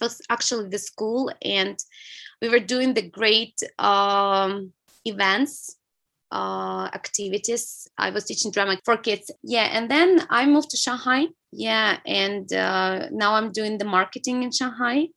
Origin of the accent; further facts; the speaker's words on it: small city next to Vladivostok, Primorsky Krai, Russia; English is a second language; now in China; I'm from Russia. Yeah, I was born in Far East. It's the region, the city by the sea. So I've been growing by the sea.